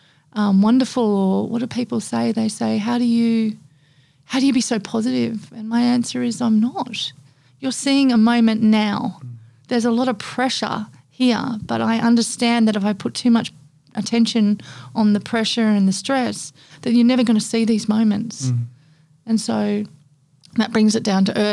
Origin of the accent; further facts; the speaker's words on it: Papua New Guinea; moved away as an adult; also born or lived in Australia / Indonesia; now in Gold Coast, Australia; growing up in Papua New Guinea for 21 years and then moving to Australia and then moving to Indonesia